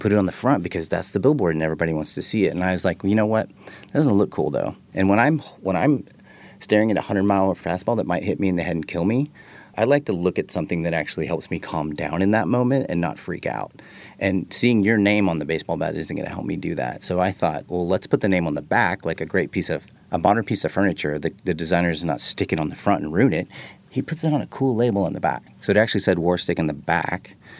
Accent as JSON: {"language": "English", "region": "Texas", "country": "United States", "said": "So I'm from Texas, and everybody knows who Ian is."}